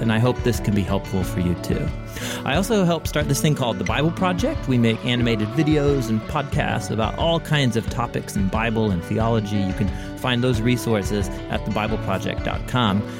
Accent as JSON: {"language": "English", "town": "Portland", "region": "Oregon", "country": "United States", "tie": "born or raised there", "said": "I grew up in Portland, Oregon"}